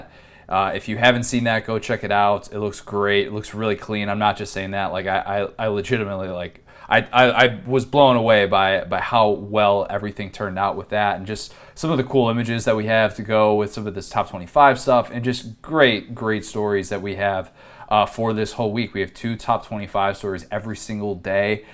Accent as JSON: {"language": "English", "region": "Midwest", "country": "United States", "tie": "born or raised there", "said": "somebody who was born and raised in the Midwest"}